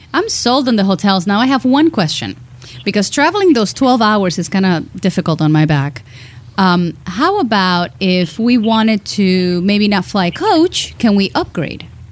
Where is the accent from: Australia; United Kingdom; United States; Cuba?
Cuba; I'm Cuban